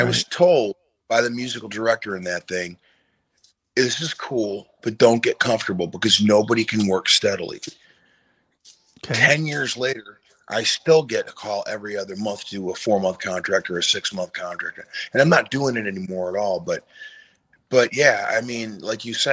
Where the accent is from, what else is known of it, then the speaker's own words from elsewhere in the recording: Detroit, Michigan, United States; moved away; I'm from the Detroit area, but I moved way, way up north